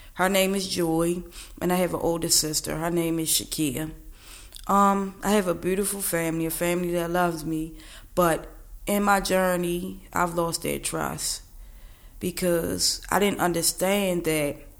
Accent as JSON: {"language": "English", "town": "Baltimore", "region": "Maryland", "country": "United States", "said": "I'm from East Baltimore, 33."}